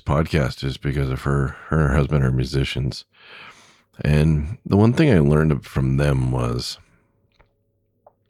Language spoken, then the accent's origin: English; Southern California, United States; also born or lived in Lakewood, California / Long Beach, California / Pasadena, California; now in Wisconsin, United States; I grew up in Southern California